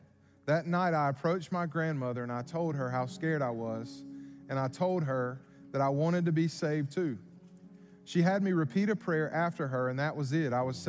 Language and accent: English; Savannah, Georgia, United States; I'm from Savannah, Georgia.